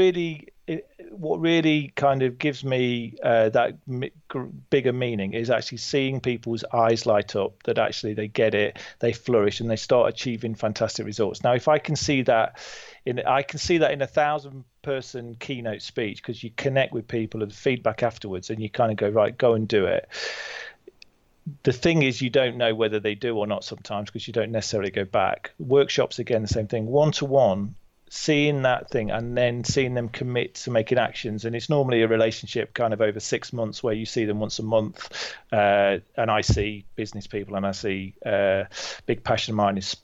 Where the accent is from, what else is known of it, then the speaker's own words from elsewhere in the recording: Burton-on-Trent, West Midlands, United Kingdom; I'm from Burton-on-Trent, just down the road from you in Derby.